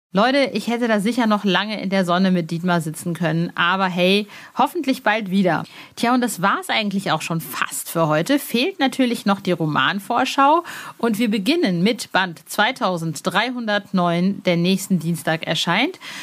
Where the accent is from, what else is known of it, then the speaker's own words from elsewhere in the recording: Cologne, North Rhine-Westphalia, Germany; bei uns in Köln ist dann Karneval